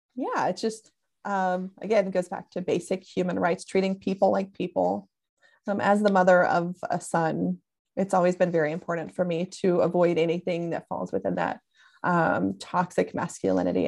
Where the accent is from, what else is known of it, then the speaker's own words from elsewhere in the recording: Tennessee, United States; now in California, United States; I'm originally from Tennessee